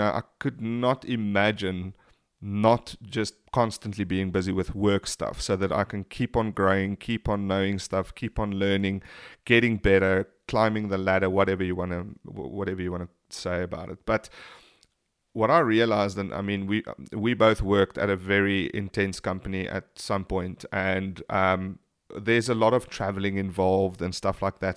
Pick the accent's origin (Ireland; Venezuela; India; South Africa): South Africa; being South African